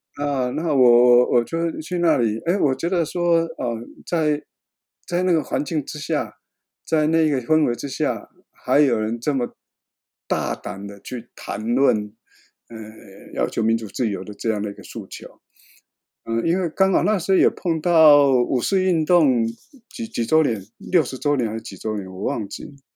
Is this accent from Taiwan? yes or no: yes; Taiwan; 我是台湾来的一个摄影记者